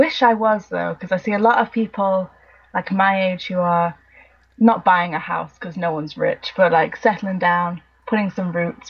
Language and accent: English; Ireland; Yeah, not that anyone would guess from my accent